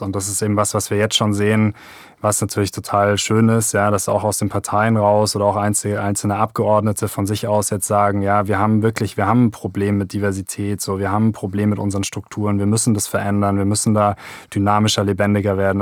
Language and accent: German; Germany; bei uns in Deutschland